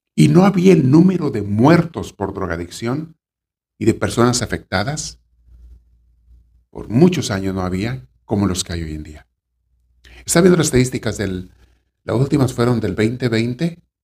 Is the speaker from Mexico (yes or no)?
yes; Mexico; en mi pueblo, en México, donde me creé niño